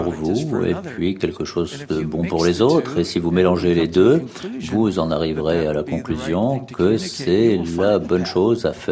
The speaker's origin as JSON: {"language": "French", "country": "Algeria", "said": "Bonjour, euh, je viens d'Algérie, euh, je suis assez ému de vous uh, poser une question"}